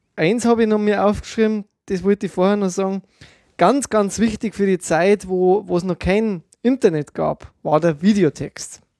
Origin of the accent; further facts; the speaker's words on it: Germany; bei uns in Deutschland